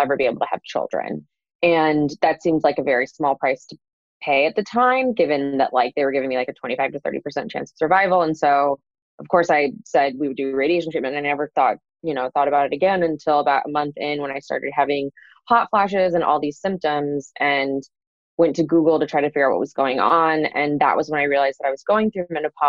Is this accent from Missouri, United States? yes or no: yes; St. Louis, Missouri, United States; I grew up in St. Louis, Missouri